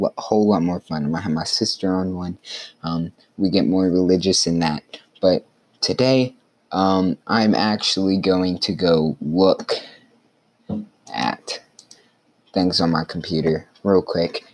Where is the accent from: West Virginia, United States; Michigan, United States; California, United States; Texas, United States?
Texas, United States; Carthage; my hometown restaurant, it's Main Street Cafe.